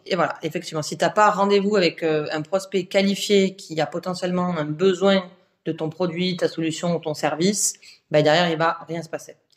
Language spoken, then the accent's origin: French; south of France, France; moved away as an adult; now in Paris, France; je suis originaire du, sud de la France euh, à la base. Ça fait 7 ans que je suis à Paris